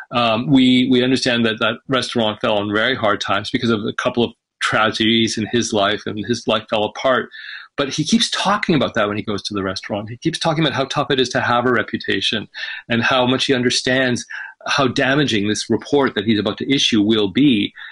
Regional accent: British Columbia, Canada; also born or lived in Egypt; it's also the province that I'm from. I was raised in British Columbia

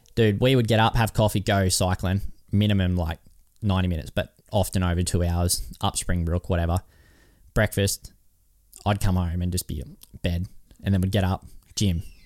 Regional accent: Kyogle, New South Wales, Australia; I was from Kyogle

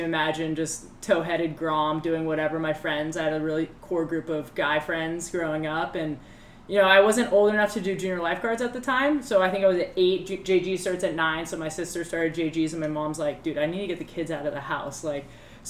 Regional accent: Newport Beach, California, United States; I was born and raised in Newport. Still live there today.

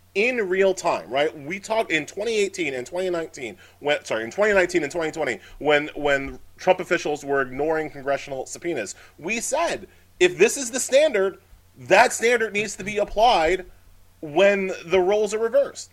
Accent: Long Island, New York, United States; I grew up on Long Island

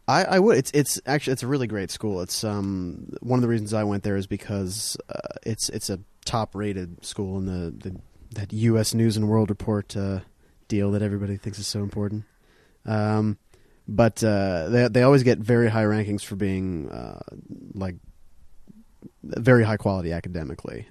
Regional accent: Durham, North Carolina, United States; also born or lived in Texas; I was raised in Durham, North Carolina

